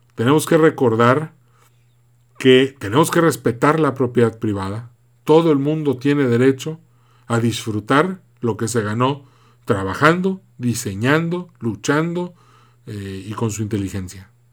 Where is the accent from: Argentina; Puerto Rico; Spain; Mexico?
Mexico; como mexicanos